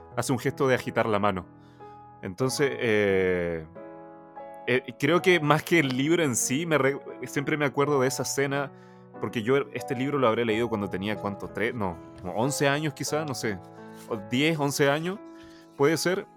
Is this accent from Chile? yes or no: yes; Chile; Spanish is a second language; also born or lived in China; yo llegué a Chile cuando, bueno, para la gente que no sabe, yo nací en China, tengo nacionalidad china, vivo actualmente en Chile, pero yo llegué a Chile cuando tenía alrededor de 5 o 6 años, entonces no sabía nada de español